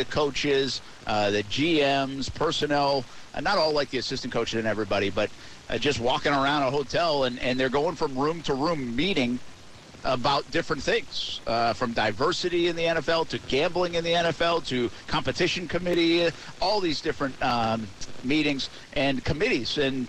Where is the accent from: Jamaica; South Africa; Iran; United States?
United States; New England; moved away as an adult; also born or lived in Louisiana; I'm a guy from New England, and when I got down to the South, like when I was in Louisiana